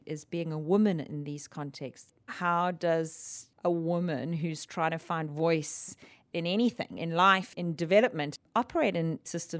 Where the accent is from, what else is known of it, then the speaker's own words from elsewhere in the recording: South Africa; I'm from South Africa, born and raised.